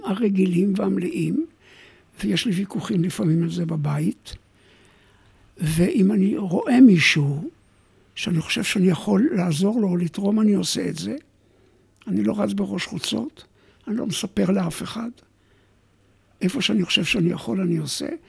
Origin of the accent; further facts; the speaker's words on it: Alumot, Northern District, Israel; moved away; אני במקור קיבוצניק